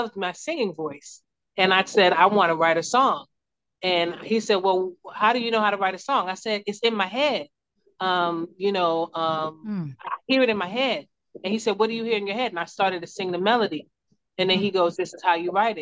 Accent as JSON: {"language": "English", "town": "Newark", "region": "New Jersey", "country": "United States", "tie": "born or raised there", "also_born_or_lived": "Brooklyn, New York / East Orange, New Jersey", "said": "I was born in Brooklyn, New York, raised in New Jersey"}